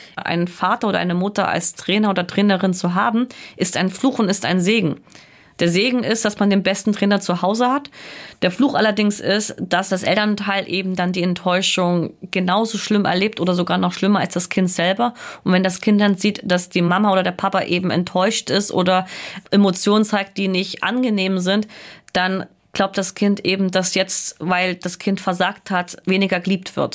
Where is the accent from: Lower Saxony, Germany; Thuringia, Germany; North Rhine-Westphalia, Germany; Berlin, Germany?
Thuringia, Germany; Erfurt; ich bin ja aus Erfurt